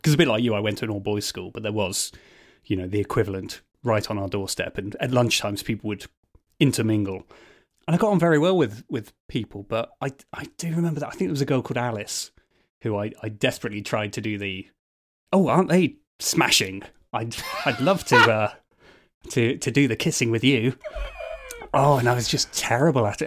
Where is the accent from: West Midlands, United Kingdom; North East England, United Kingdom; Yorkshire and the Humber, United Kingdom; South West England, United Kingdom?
West Midlands, United Kingdom; Birmingham; I grew up in Bourneville, actually, which is basically one big old people's home in South Birmingham